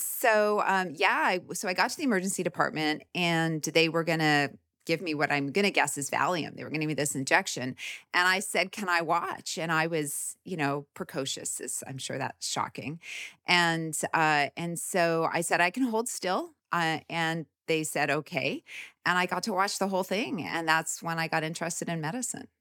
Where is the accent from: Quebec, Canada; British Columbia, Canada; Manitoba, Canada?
Manitoba, Canada; Winnipeg; moved away as an adult; also born or lived in Kansas City, Kansas; now in United States; I grew up in the Midwest in Canada